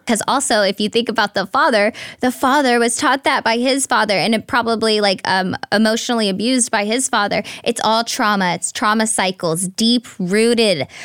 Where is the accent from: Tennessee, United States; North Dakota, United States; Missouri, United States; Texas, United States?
Texas, United States; Red Oak; moved away as an adult; now in Los Angeles, United States; I'm from a small town, and I would have never imagined living in L